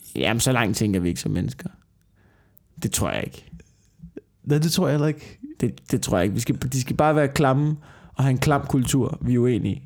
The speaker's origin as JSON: {"language": "Danish", "town": "Tornby", "country": "Denmark", "tie": "born or raised there", "moved": "yes", "lives_now": "Copenhagen, Denmark", "said": "hvor jeg voksede op, ikke? i det der forstadskvarter ude i Tornby"}